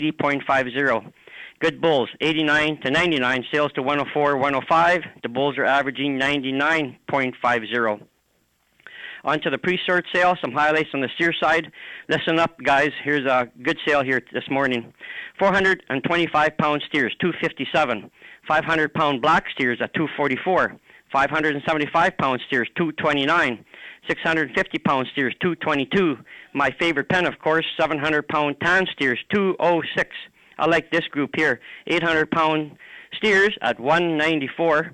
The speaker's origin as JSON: {"language": "English", "town": "Melville", "region": "Saskatchewan", "country": "Canada", "tie": "born or raised there", "said": "my hometown of Melville"}